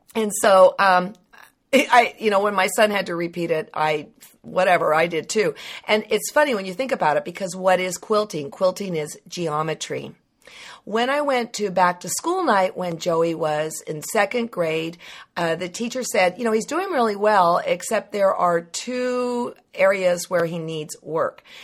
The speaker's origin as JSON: {"language": "English", "town": "Livermore", "region": "California", "country": "United States", "tie": "born or raised there", "said": "growing up in Livermore"}